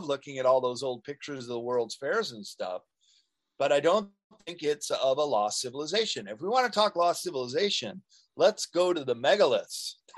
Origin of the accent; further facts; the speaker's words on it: Chicago, Illinois, United States; now in California, United States; I grew up in Chicago